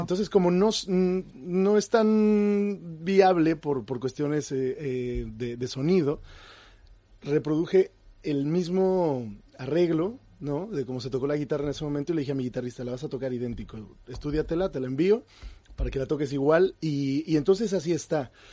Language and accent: Spanish; Mexico; como mexicano